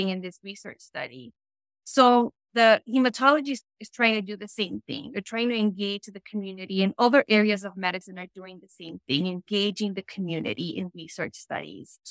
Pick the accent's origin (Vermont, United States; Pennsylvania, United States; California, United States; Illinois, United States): Illinois, United States; Chicago; I was born and raised in Chicago, which is currently where I live